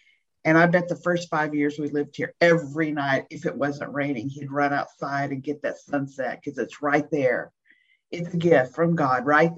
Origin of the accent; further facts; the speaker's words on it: Pasadena, Texas, United States; now in Livingston, United States; I'm a native Texan, seventh generation. I was born and raised in Pasadena, Texas